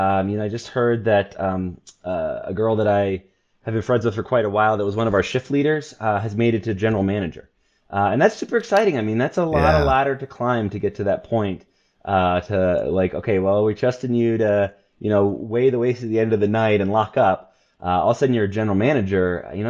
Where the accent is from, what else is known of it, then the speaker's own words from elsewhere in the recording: Port-au-Prince, Ouest, Haiti; I was a missionary kid. So I was born in Haiti, grew up in Port-au-Prince.